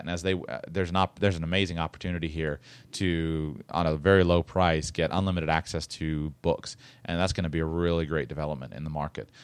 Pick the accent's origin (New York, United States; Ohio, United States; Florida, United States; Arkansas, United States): Florida, United States; I'm from Florida